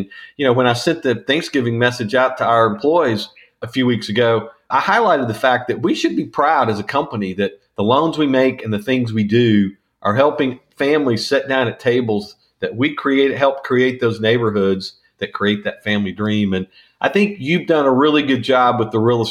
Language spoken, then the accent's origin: English; Northwest Arkansas, United States; I grew up in Northwest Arkansas